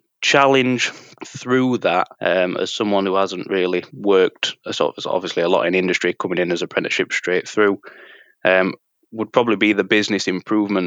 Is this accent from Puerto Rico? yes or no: no; Sheffield, Yorkshire and the Humber, United Kingdom; being from sort of Sheffield and the local area